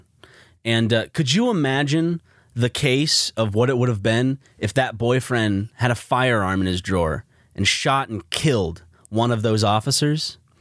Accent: South Carolina, United States; you and I belong to the state that was the first to secede from the Union

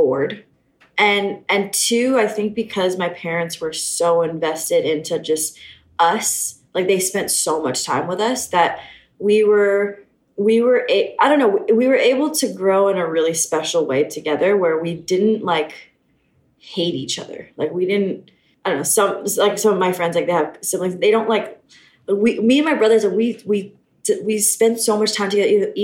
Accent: Honolulu, Hawaii, United States; We grew up in town, so we're townies. We grew up surfing in Waikiki.

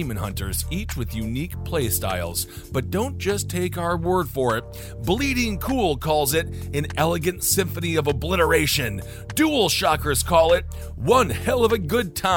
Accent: Wisconsin, United States; I come from my home state is Wisconsin

